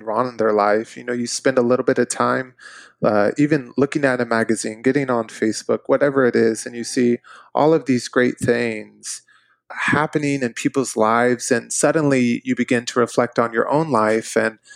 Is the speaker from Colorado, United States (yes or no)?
no; Wichita, Kansas, United States; I grew up here in Wichita, Kansas